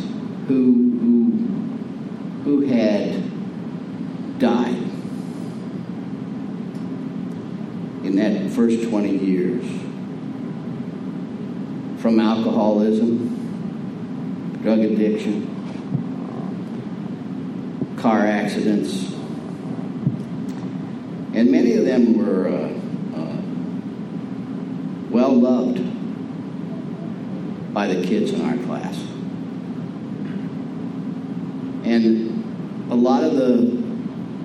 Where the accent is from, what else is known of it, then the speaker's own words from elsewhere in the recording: Peoria, Illinois, United States; now in Prescott, United States; I'm from Peoria, Illinois